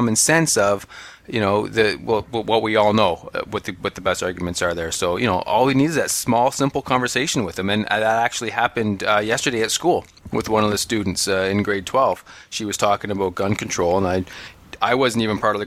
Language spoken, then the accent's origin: English; Canada; We are Canadian